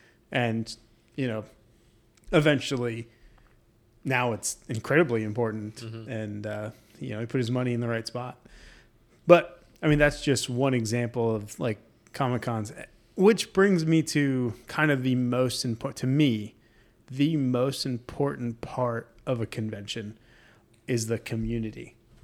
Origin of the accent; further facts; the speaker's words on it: New York, United States; Are from New York.